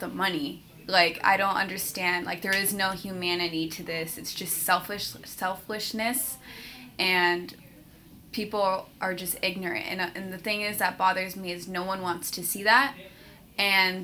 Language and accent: English; San Francisco, California, United States; I'm from San Francisco, California.